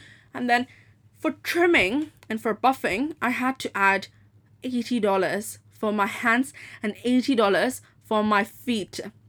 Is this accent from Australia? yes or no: no; Dubai, United Arab Emirates; also born or lived in Hong Kong; I was like, I'm from Dubai, and yes, and yeah, my mom's from Dubai, my dad's from Pakistan. And I just study, and I've been born in Hong Kong. I'm 18.